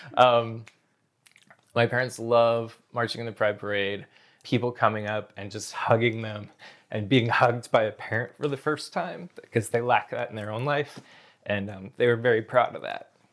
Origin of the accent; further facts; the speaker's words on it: Snohomish County, Washington, United States; also born or lived in Seattle; I was born in Seattle, and then grew up north of Seattle, uh, in Snohomish County